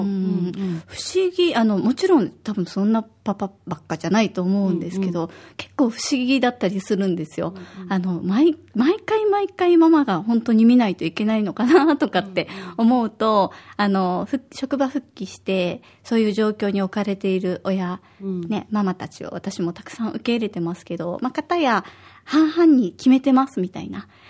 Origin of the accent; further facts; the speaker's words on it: Osaka, Japan; moved away as an adult; now in Okinawa, Japan; 大阪出身で、沖縄に来て、何年だろう、13年とか